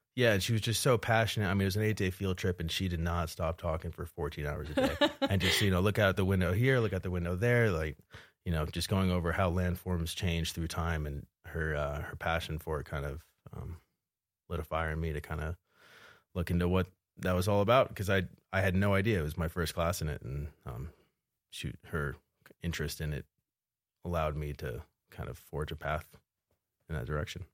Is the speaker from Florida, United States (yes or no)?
no; suburbs of Philadelphia, Pennsylvania, United States; moved away as an adult; also born or lived in New Jersey / Salt Lake City, Utah; now in Bozeman, United States; I'm originally from New Jersey and Pennsylvania. Uh, exit 135, if you're familiar with the area, and then uh, the suburbs of Philadelphia. Kind of grew up there, going to high school